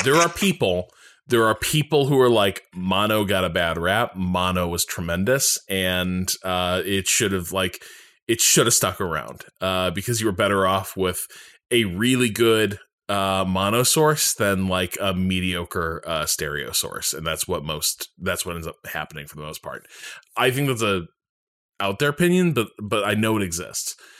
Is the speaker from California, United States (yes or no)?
no; Boston, Massachusetts, United States; I'm from Boston, and I'm like I'm deep in like the greater Boston area